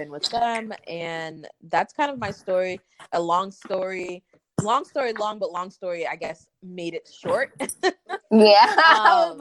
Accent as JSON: {"language": "English", "region": "Massachusetts", "country": "United States", "also_born_or_lived": "New York City", "moved": "as an adult", "said": "I'm originally from Massachusetts. Um, I guess we have the mutual friend Lily. Um, I'm, um, we're both from Massachusetts, I guess, and then we have um, I'm also of Caribbean descent. My parents are Haitian."}